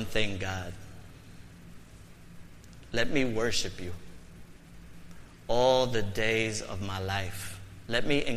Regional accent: New York City, New York, United States; I was born and raised in the Bronx

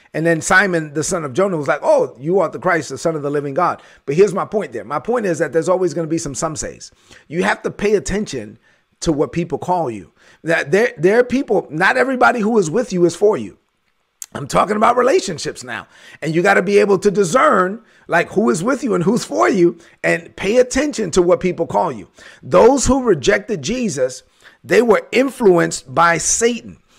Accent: New York City, New York, United States; I grew up in the ghetto. I gr-, I'm from East New York, Brooklyn

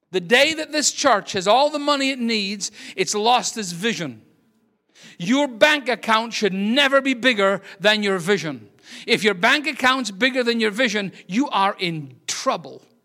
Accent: Scotland, United Kingdom; also born or lived in Aberdeen, Scotland; now in United States; I'm Scottish.

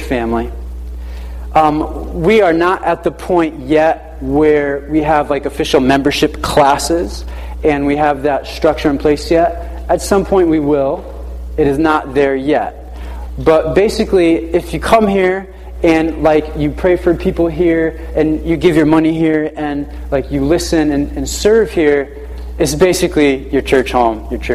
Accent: New London, Connecticut, United States; I was born in New London, Lawrence Memorial Hospital

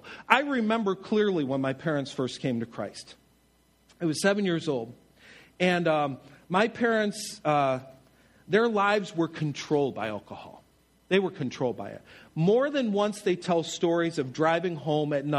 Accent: Buffalo, New York, United States; I'm from Buffalo

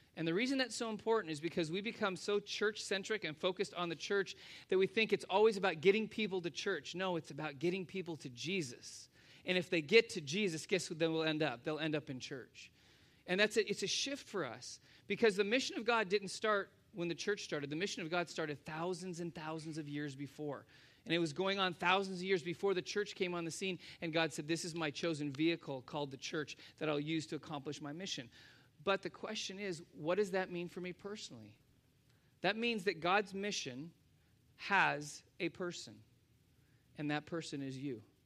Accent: United States; as Americans

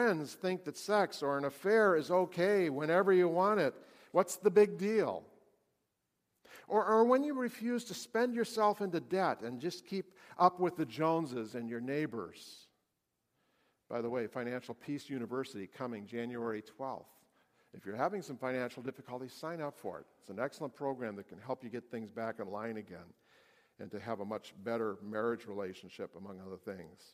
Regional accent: United States; we as American Christians

